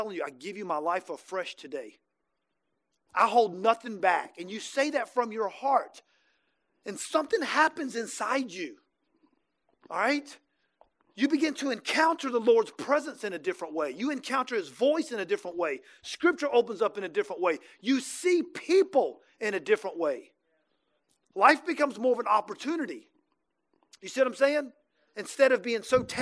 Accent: Jacksonville, Florida, United States; also born or lived in Birmingham; now in Tampa, United States; I'm from Jacksonville

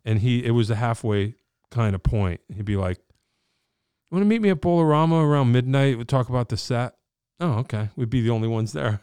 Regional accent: Wallingford, Connecticut, United States; I'm a dude from Wallingford

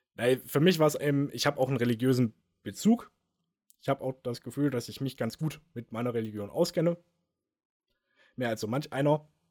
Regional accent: Germany; als Deutscher, als Europäer

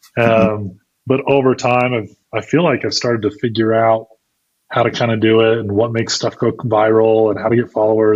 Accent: Idaho, United States; moved away as an adult; also born or lived in Utah; I grew up in Idaho, left and went and played college sports in Utah for a couple years

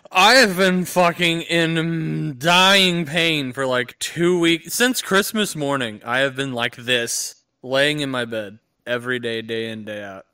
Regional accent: United States; as an American without insurance

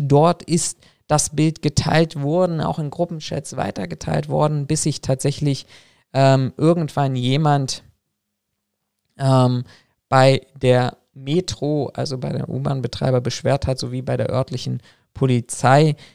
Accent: Berlin, Germany; meine Geburtsstadt, nämlich nach Berlin

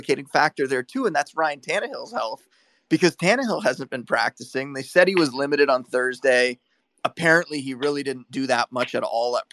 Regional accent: Niagara Falls, Ontario, Canada; I grew up on a border town, right? Like, I was born in Niagara Falls.

